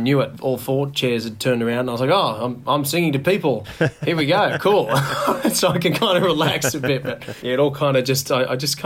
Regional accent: Orange, New South Wales, Australia; I grew up in Orange, Central West, New South Wales

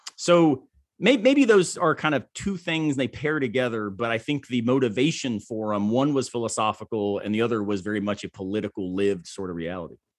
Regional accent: Tampa, Florida, United States; now in Greenville, United States; I grew up in Tampa, Florida

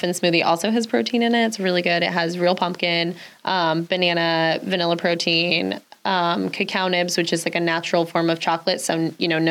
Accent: Westchester, New York, United States; moved away as an adult; now in Saratoga Springs, United States; I'm originally from Westchester. My family still lives down there

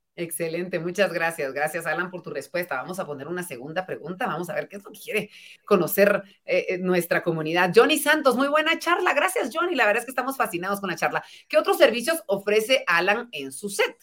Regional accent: Guatemala; cada vez somos más los guatemaltecos que queremos crecer

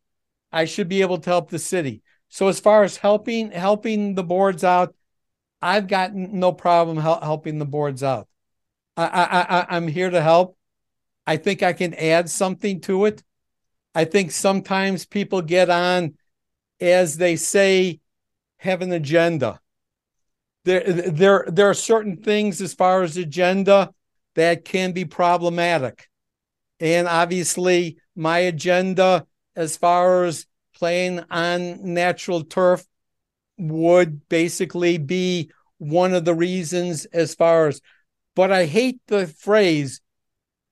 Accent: Lake Forest, Illinois, United States; I was born in Lake Forest. I have a cemetery plot in Lake Forest. I'm planning on spending my whole life here.

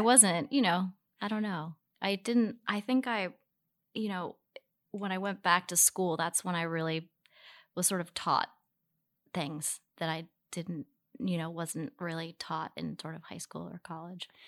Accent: Baltimore, Maryland, United States; now in New York, United States; we grew up in Baltimore City

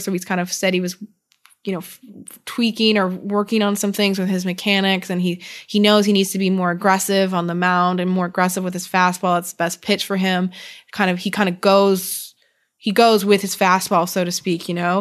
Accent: Canada; accent: Canadian; I just said both like a real Canadian

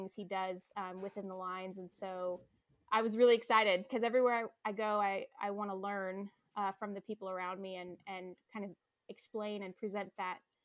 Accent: Phoenix, Arizona, United States; also born or lived in Seattle; I moved back down to Phoenix, my hometown.

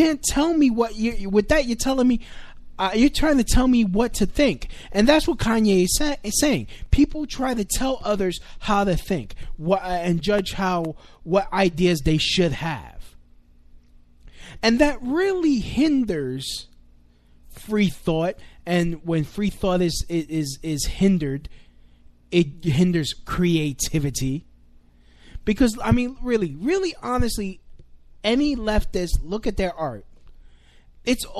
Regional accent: New York City, New York, United States; I'm Hispanic. I grew up here in America. I'm Puerto Rican. I grew up here in New York City

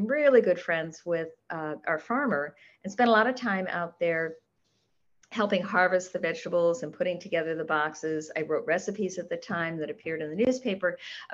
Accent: Short Hills, New Jersey, United States; moved away as an adult; now in Minnesota, United States; I grew up in Short Hills

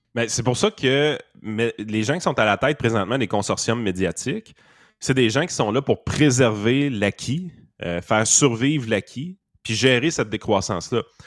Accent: Quebec, Canada

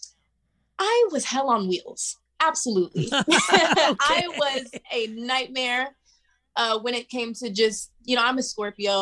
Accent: Topeka, Kansas, United States; born or raised there; moved away; also born or lived in Atlanta / Los Angeles

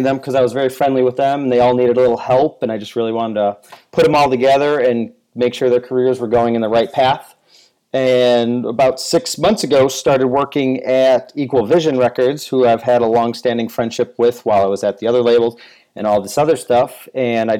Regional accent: Chicago, Illinois, United States; moved away as an adult; also born or lived in Florida; now in Chicago, United States; I'm born and raised in Chicago

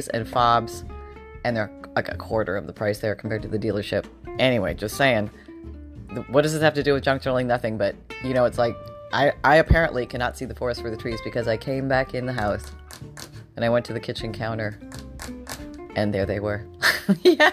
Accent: Canada; now in Florida, United States; I'm originally from Canada

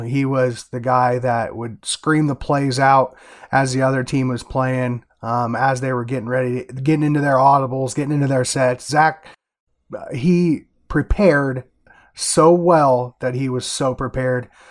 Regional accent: Iowa, United States; I'm from Iowa

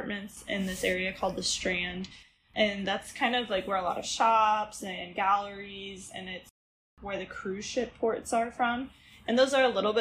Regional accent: Midwest, United States; moved away as an adult; now in Galveston, United States; I'm from the Midwest

